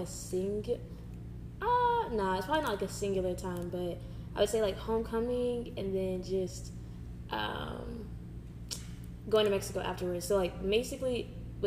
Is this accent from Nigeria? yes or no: yes; Nigeria; now in United States; I'm Nigerian